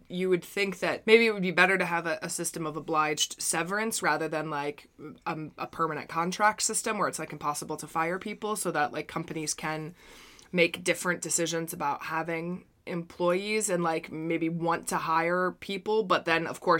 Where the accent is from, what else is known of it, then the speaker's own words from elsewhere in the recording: United States; As an American, I can't support England for